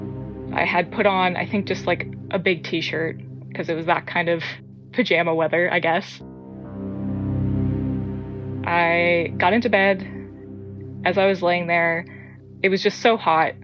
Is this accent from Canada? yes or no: yes; Atlantic Canada, Canada; I am from Atlanta, Canada